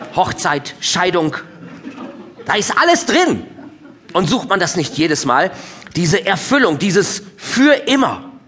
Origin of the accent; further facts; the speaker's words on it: Minden, North Rhine-Westphalia, Germany; now in Cologne, Germany; Ich komme ja gebürtig aus Ostwestfalen. Jetzt als Ostwestfale in Köln, also im Rheinland